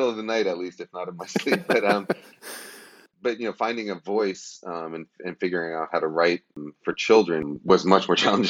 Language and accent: English; New York, United States; also born or lived in Boston; I grew up in New York, lived in Boston for 10 years, and then back in New York for 5 years while my wife was in grad school.